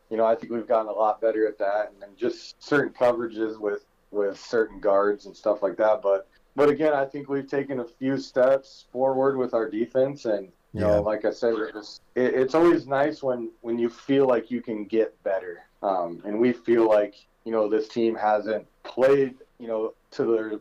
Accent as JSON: {"language": "English", "region": "North Dakota", "country": "United States", "said": "From North Dakota. We're from North Dakota. We can travel in any weather"}